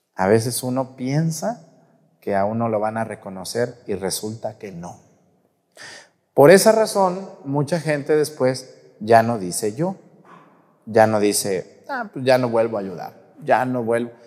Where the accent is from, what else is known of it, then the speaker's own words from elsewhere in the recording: Guadalajara, Jalisco, Mexico; moved away; yo hablo así porque pues allí crecí, pues de que no le eche flores a mi tierra